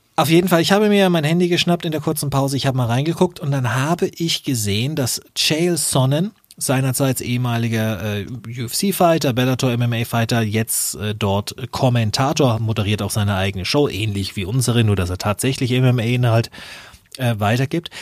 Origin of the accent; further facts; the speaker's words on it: Nuremberg, Bavaria, Germany; als Nürnberger